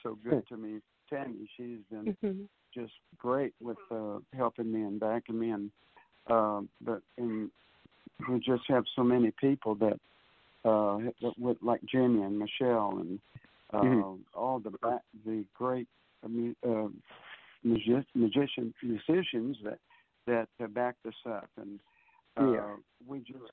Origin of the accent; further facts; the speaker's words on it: San Antonio, Texas, United States; I'm from San Antonio, Texas